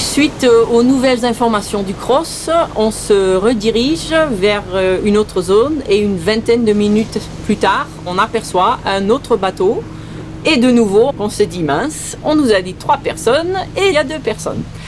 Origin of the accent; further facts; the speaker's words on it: St. Martin; accent: un peu bizarre; first language Dutch; French is a second language; also born or lived in Belgium; Je suis née en Belgique. Je suis venue à Saint-Martin à l'âge de 8 ans.